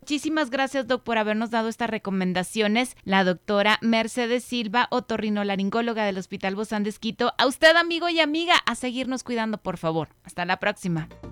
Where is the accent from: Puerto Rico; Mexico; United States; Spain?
Mexico; Como cultura mexicana